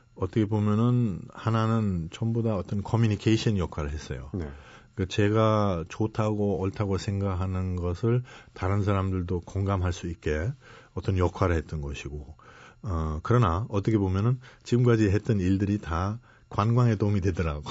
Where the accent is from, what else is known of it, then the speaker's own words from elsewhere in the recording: Germany; now in Korea; 독일 한번 태어났잖아요